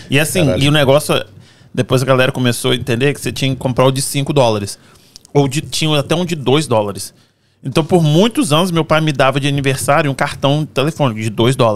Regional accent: Cachoeiro de Itapemirim, Espírito Santo, Brazil; now in Fall River, United States; Ah, eu sou nascido e criado em Cachoeira Itapemirim, no Espírito Santo. Tenho 39 anos.

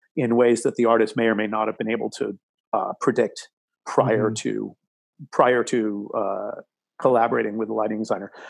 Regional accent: Massachusetts, United States; moved away; also born or lived in Connecticut / New York; I grew up in Massachusetts

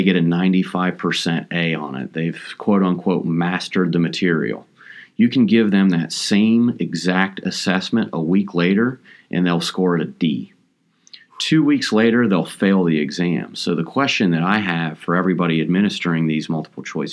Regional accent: Appalachian Ohio, United States; I'm originally from the Appalachian region of Ohio

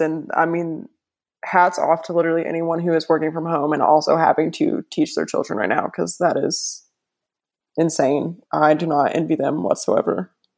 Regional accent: Bowling Green, Kentucky, United States; I'm from Bowling Green.

